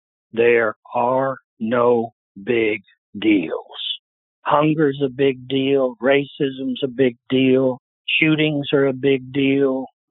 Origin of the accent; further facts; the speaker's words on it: Alabama, United States; I come from Alabama, not Harvard.